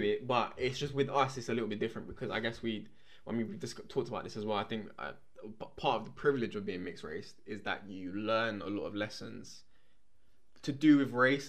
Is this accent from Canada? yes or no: no; London, United Kingdom; We grew up in, you know, London. This is not, you know, we didn't grow up in the countryside.